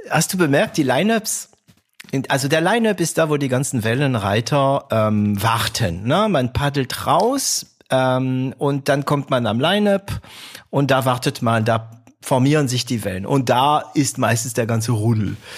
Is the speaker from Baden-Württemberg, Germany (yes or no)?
yes; Baden-Württemberg, Germany; ich bin Schwabe, auch wenn es ein paar Leute dazu bringt zu schmunzeln, wenn ich das sage. Ich bin Schwabe, ich bin stolzer Schwabe und auch immer noch von Stuttgart begeistert.